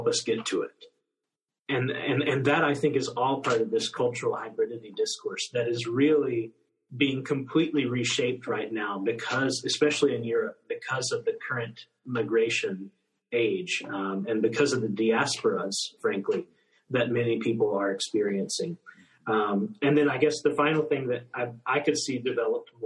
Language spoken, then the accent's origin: English; United States; moved away; as an American, as someone from the United States